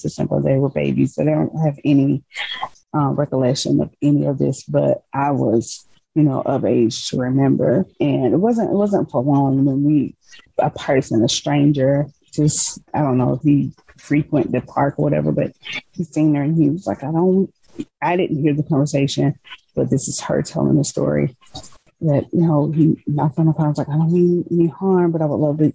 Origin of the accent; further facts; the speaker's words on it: Decatur, Georgia, United States; also born or lived in Shreveport, Louisiana; I live in Atlanta, but I was born in Shreveport, Louisiana, but I was raised in Decatur, Georgia